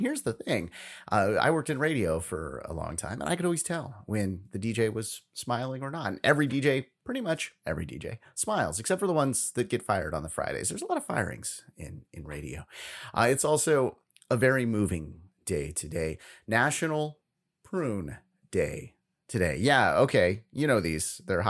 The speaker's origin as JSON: {"language": "English", "region": "California", "country": "United States", "said": "like in California today, here in my home state, we can actually take those masks off today."}